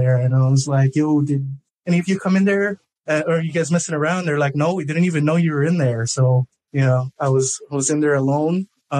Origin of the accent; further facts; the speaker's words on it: Hawaii, United States; I'm from Hawaii